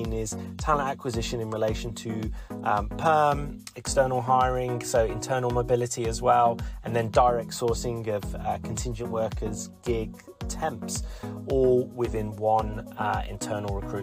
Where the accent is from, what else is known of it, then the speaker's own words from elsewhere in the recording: Australia; Australia, of course, my home country